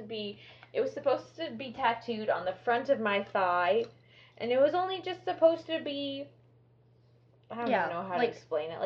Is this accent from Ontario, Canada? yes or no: no; Edmonton, Alberta, Canada; now in Manitoba, Canada; I'm from Edmonton, so my parents live there, and luckily I'm here in Manitoba